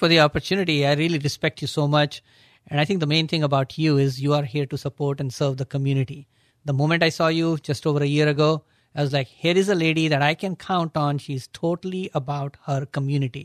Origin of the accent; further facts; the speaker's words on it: Agra, Uttar Pradesh, India; now in United States; my accent is from a city called Agra